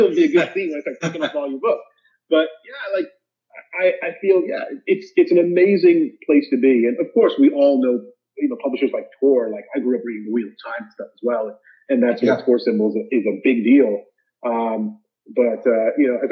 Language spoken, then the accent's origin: English; Zambia; I grew up in Zambia, which is in Central Africa.